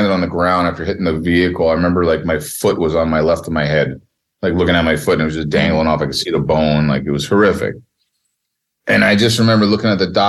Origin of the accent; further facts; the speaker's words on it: New Jersey, United States; I grew up in the greatest state in America, the great state of New Jersey.